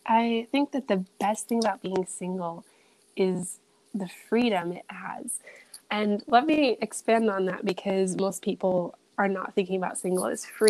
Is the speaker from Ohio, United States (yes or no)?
yes; Ohio, United States; also born or lived in Maryland / Tennessee / Dominican Republic / Arizona; I was born in Maryland, raised in Ohio. I lived in Tennessee for 6 years. I lived in the Dominican Republic for 1 year.